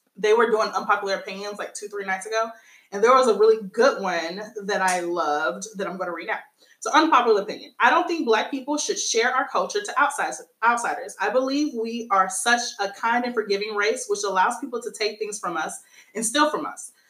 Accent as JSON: {"language": "English", "country": "United States", "said": "my nationality would be American. I'm a Black American."}